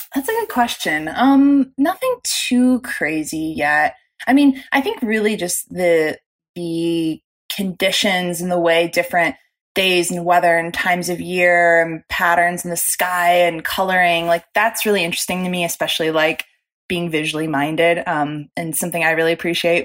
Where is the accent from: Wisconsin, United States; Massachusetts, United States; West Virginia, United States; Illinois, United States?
Illinois, United States; Chicago; moved away; growing up in Chicago